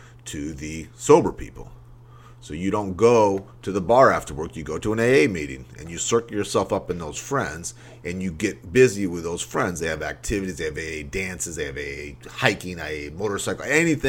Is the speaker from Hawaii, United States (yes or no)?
no; Maine, United States; I grew up in Maine